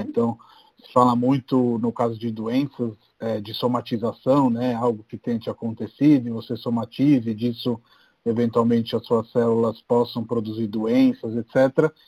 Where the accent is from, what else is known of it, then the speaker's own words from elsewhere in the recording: Rome, Lazio, Italy; now in Brazil; eu sou de Roma